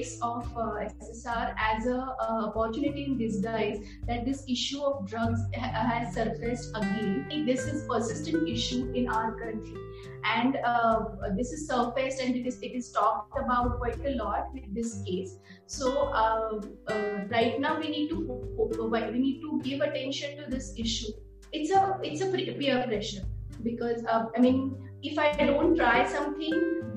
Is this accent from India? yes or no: yes; India; as Indian parents